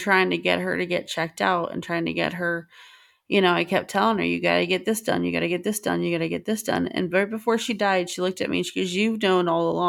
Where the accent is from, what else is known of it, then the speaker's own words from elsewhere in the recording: Southern United States, United States; Absolutely. I'm from the South. That's how you eat.